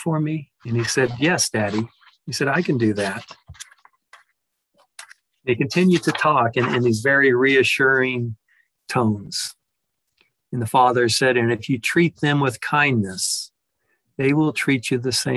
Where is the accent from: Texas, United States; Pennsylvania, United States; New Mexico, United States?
Texas, United States; a large family in there from Texas, which is my home state